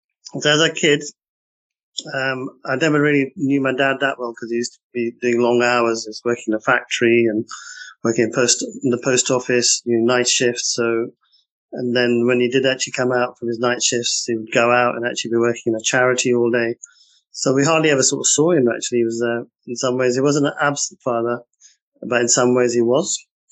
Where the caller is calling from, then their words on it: London, United Kingdom; I'm actually sitting in the heart of London in Mayfair, in our offices in a boardroom, believe it or not.